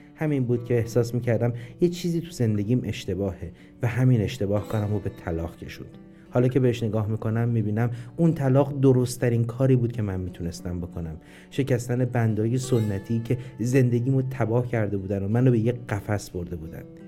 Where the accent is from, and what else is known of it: Iran